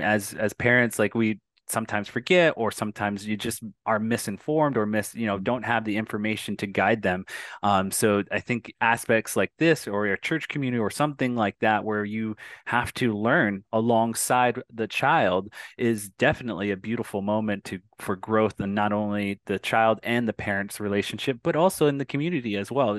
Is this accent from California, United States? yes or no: no; Arizona, United States; I'm Native American and from a tribe here in Arizona